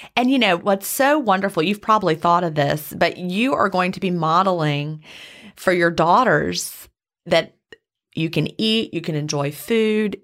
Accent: the South, United States; also born or lived in Carrollton, Georgia; when two Southerners get together, we always talk about where's your family from

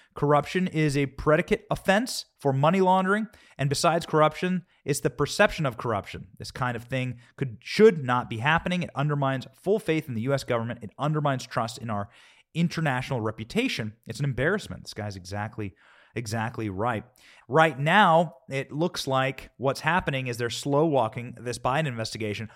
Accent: Iowa, United States; I'm from Iowa

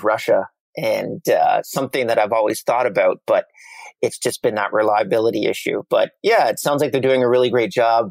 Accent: Canada; I'm Canadian

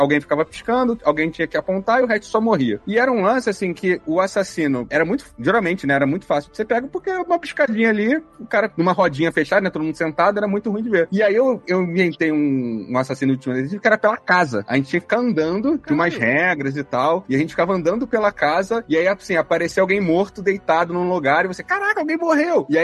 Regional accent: Rio de Janeiro, Brazil; como um bom carioca fala.

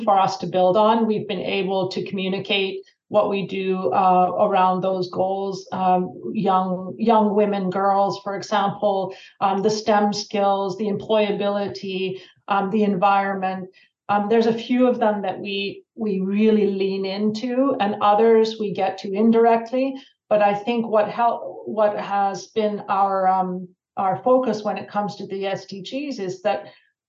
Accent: Canada; moved away as an adult; also born or lived in Slovakia; at home in Canada

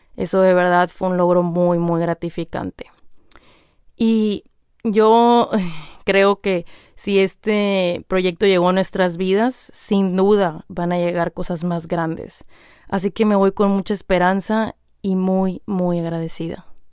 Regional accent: Hermosillo, Sonora, Mexico; moved away; ahí en Hermosillo, Sonora, México, de donde yo soy

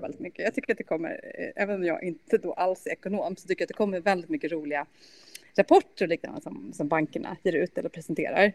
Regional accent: Sweden; also born or lived in Germany; som svensk

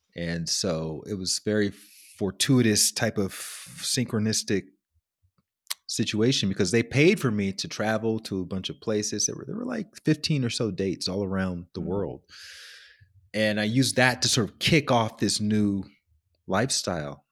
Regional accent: Alabama, United States; I grew up in Alabama

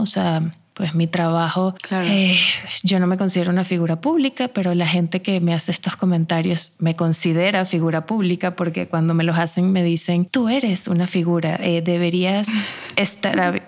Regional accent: Venezuela; el entorno en el que crecimos como sociedad venezolana

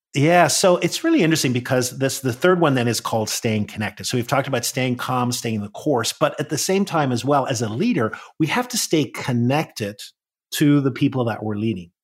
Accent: Northern Ireland, United Kingdom; I grew up in Northern Ireland

